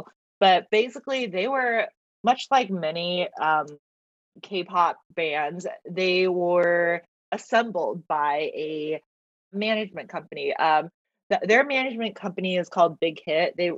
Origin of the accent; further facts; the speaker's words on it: China; born there; first language Mandarin; English is a second language; Even though I like Mandarin is my first language. I was born in China, you know, so, but I grew up so much.